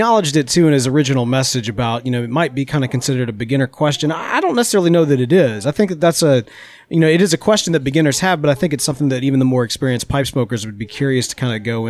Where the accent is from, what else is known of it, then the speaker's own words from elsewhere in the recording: Mississippi, United States; But I'm from Mississippi.